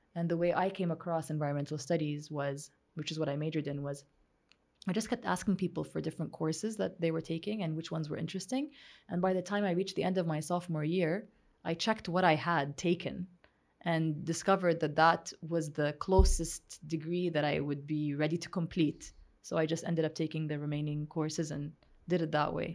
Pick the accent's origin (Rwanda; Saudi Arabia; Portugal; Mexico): Saudi Arabia; moved away as an adult; growing up in Saudi Arabia